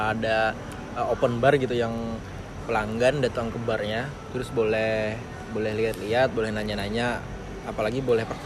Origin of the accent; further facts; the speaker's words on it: South Kalimantan, Indonesia; kebetulan gue dapat kerja di barista di daerah gue Kalimantan Selatan